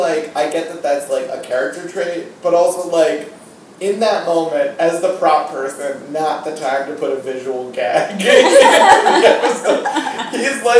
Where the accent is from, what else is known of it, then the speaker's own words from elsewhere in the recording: New England, United States; a resident and born and raised in New England